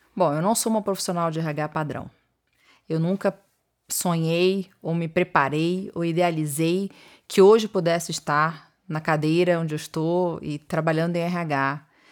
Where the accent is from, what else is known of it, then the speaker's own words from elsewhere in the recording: Niterói, Rio de Janeiro, Brazil; moved away as an adult; also born or lived in São Paulo; Eu sou de Niterói, Rio de Janeiro